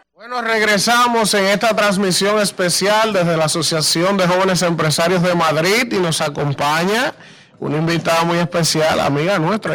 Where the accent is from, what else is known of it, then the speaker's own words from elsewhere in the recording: Dominican Republic; los dominicanos somos dominicanos aquí, allá en cualquier parte del mundo.